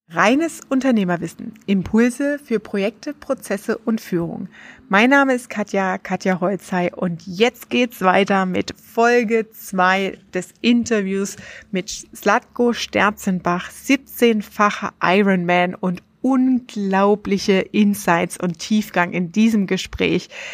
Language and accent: German; Germany; bei uns in Deutschland